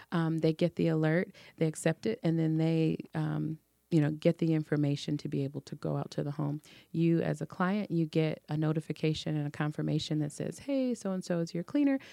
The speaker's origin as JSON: {"language": "English", "town": "Detroit", "region": "Michigan", "country": "United States", "tie": "born or raised there", "also_born_or_lived": "Oak Park", "said": "I was born and raised in Detroit"}